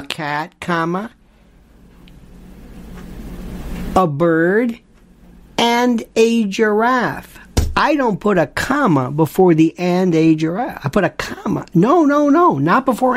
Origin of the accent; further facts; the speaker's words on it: United States; I'm American.